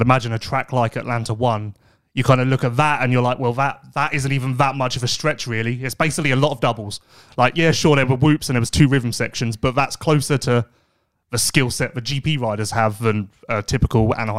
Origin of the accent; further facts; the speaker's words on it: South Africa; I guess being South African, growing up, I guess it's like Australia.